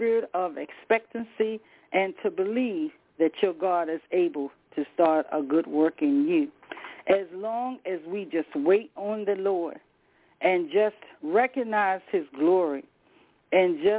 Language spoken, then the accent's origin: English; Rocky Mount, North Carolina, United States; I'm from the South myself, by Rocky Mount